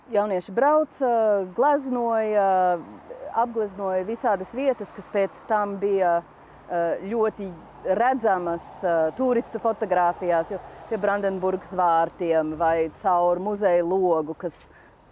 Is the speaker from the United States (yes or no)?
yes; Washington, District of Columbia, United States; moved away as an adult; now in Riga, Latvia; Es pat uzaugu Vašingtonā, galvaspilsētā